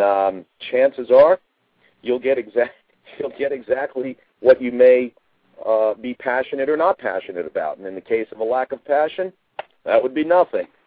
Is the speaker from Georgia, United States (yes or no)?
no; New York area, United States; I'm of Italian heritage, and so certainly growing up in the New York area